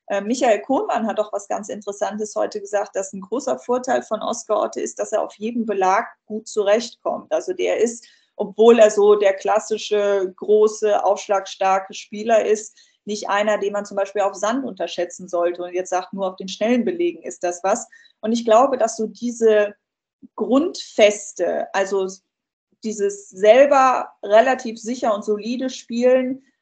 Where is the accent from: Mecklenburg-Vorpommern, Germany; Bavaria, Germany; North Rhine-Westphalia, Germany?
North Rhine-Westphalia, Germany; Cologne; da bin ich jetzt mal besonders als Kölnerin auch noch ein bisschen parteiisch